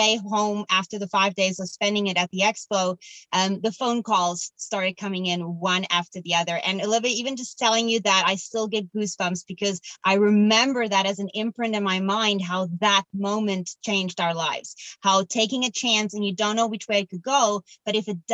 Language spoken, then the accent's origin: English; Cape Town, Western Cape, South Africa; moved away; I'm from Cape Town in South Africa